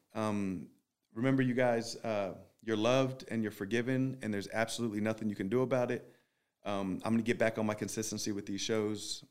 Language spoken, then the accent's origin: English; Philadelphia, Pennsylvania, United States; I'm from Philly